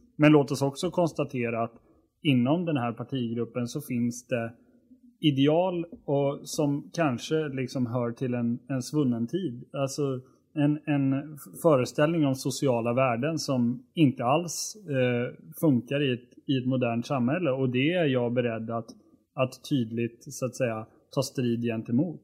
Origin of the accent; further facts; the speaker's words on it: Borlänge, Dalarna County, Sweden; det län där jag kommer ifrån, nämligen Dalarna.